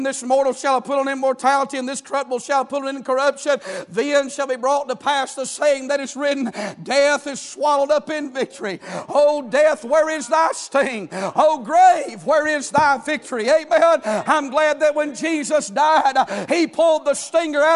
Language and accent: English; United States; I'm from Murray County